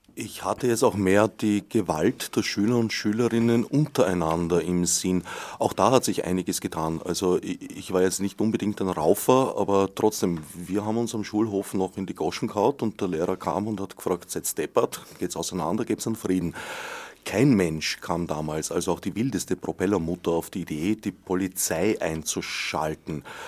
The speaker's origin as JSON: {"language": "German", "country": "Austria", "said": "bei uns in Österreich"}